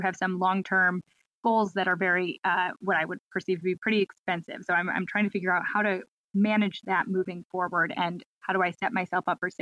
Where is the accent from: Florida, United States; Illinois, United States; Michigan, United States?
Illinois, United States; Chicago; moved away as an adult; now in Nashville, United States; I relocated for work. I'm actually from Chicago originally.